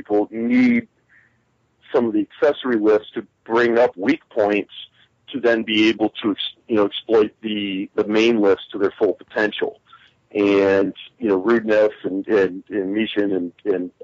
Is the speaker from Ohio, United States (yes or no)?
yes; Ohio, United States; I was born and raised here in Ohio, so Ohio is home for me first and foremost.